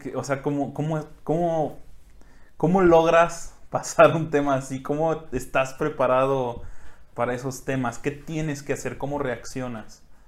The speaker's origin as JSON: {"language": "Spanish", "country": "Mexico", "said": "como mexicano"}